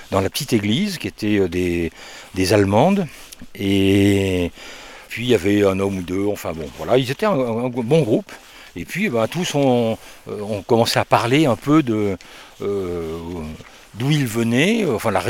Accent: France; Eh bien moi euh, je viens du sud de la France. je, alors

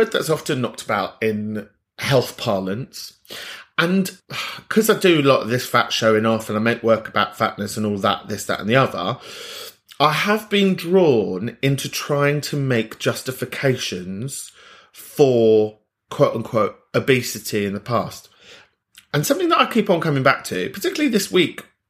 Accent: London, United Kingdom; I'm from North London

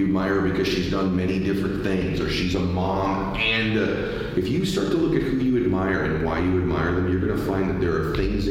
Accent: California, United States; I grew up in California

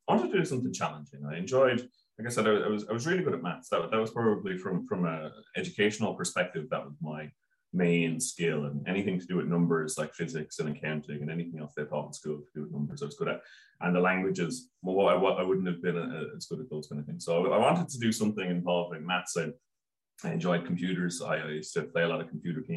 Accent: Wexford, Leinster, Ireland; I grew up in Wexford

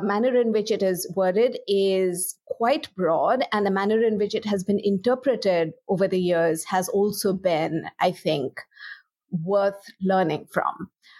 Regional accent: India; because I'm Indian

